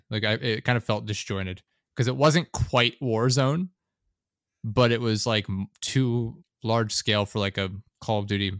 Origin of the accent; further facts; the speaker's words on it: Pennsylvania, United States; I'm also from Pennsylvania.